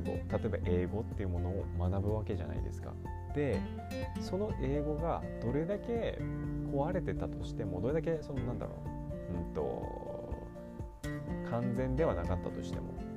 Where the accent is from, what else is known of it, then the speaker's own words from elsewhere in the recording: Japan; first language Japanese; also born or lived in New York, United States; 日本人だから自分はそうだからネイティブにはなれない